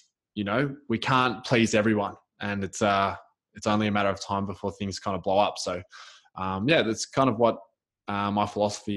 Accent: Melbourne, Victoria, Australia; I'm from Melbourne, Australia

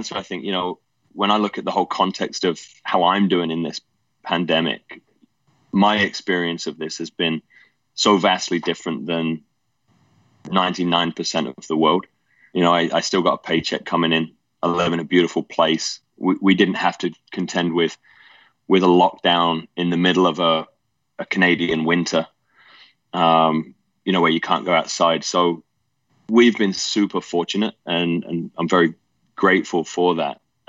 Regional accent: England, United Kingdom; mum and dad separated when I was quite young, probably about 5. Dad moved over to the States when I was 9. And so mum and my stepdad raised me.

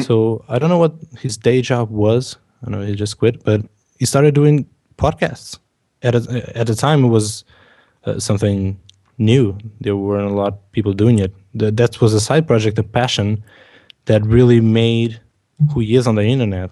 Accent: Portugal; English is a second language; I'm from Portugal

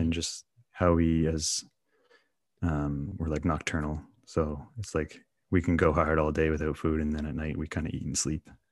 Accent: Canada; growing up in Canada

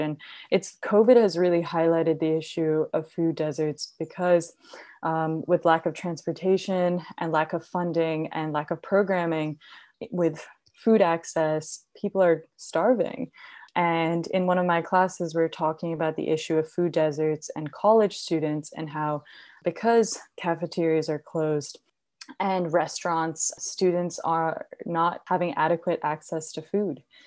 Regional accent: India; now in United States; I grew up in India

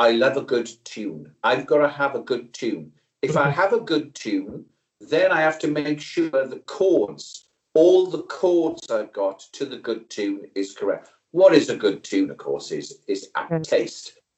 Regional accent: South Wales Valleys, United Kingdom; I was brought up in South Wales Valleys, working class community.

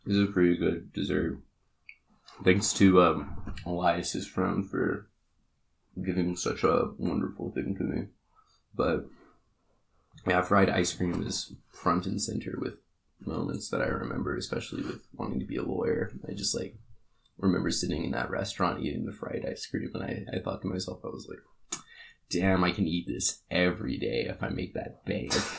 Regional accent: Kodiak, Alaska, United States; moved away; I grew up in Kodiak, Alaska

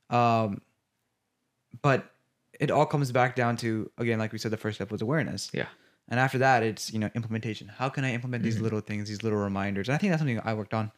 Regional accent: United States; when we were growing up in America

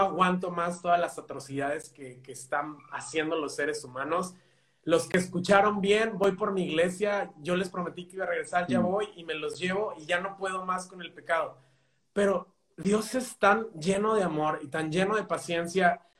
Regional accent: Mexico; now in Spain; yo soy de México.

